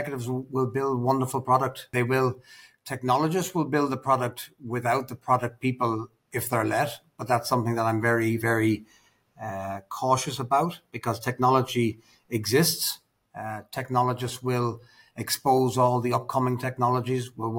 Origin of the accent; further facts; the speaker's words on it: Ireland; also born or lived in United Kingdom; now in Dubai, United Arab Emirates; as an Irishman myself